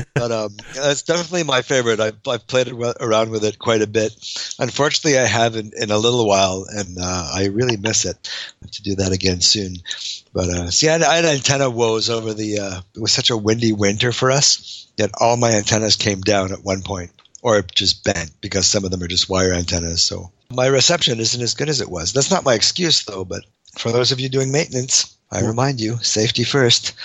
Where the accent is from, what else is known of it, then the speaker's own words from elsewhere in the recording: Canada; being Canadian